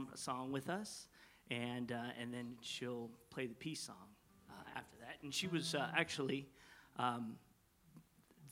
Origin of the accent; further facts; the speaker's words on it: Los Angeles, California, United States; moved away; I grew up in Los Angeles